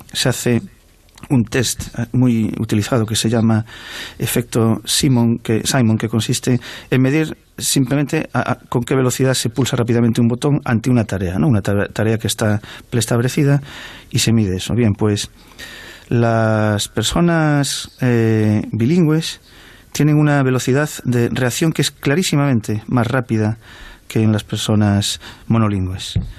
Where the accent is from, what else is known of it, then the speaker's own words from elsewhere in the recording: Galicia, Spain; la inmensa mayoría de las personas en Galicia podemos eh, leer, hablar y, y expresarnos en, en, tanto en castellano como en gallego